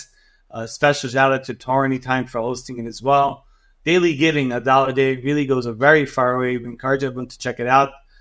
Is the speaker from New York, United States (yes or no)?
yes; New York City, New York, United States; I am from Queens